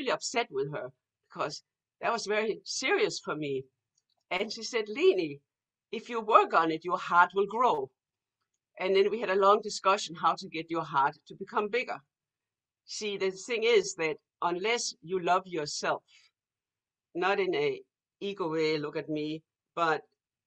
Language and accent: English; Denmark; moved away; when I grew up in Denmark